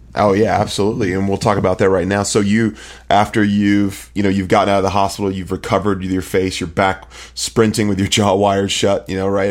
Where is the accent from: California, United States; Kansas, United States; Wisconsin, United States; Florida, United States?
California, United States; Bay Area; I'm from the Bay Area